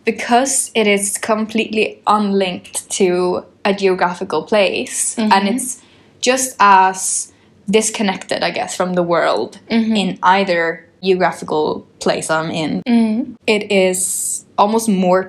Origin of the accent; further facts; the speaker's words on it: London, United Kingdom; Oh, not at all. That never crosses my mind that I would feel British. I feel like a Londoner.